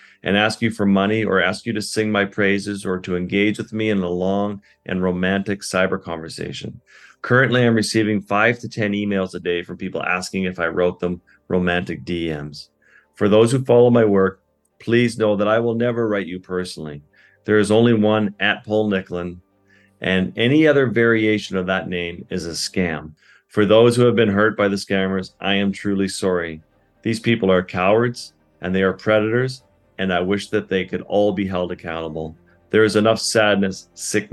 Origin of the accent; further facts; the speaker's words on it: Canadian Arctic, Canada; having grown up in the Arctic with the Inuit